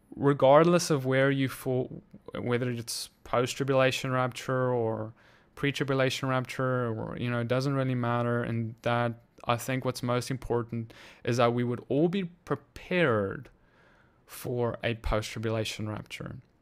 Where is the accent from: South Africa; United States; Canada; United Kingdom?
South Africa; moved away; I'm from South Africa too